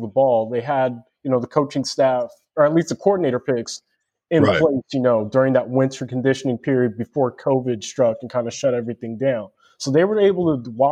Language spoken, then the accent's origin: English; Chino Hills, California, United States; I'm from Chino Hills, California